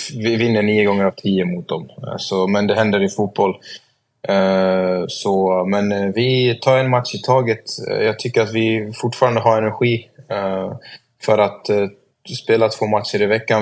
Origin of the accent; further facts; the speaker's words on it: Sweden; moved away as an adult; also born or lived in Norway; Det är ju mitt land ändå och jag har alla mina vänner här